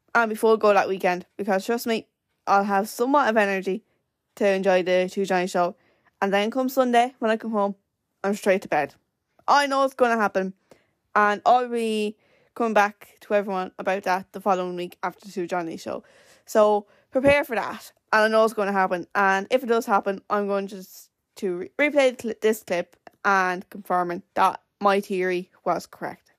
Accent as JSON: {"language": "English", "town": "Wexford", "region": "Leinster", "country": "Ireland", "said": "we're from Wexford"}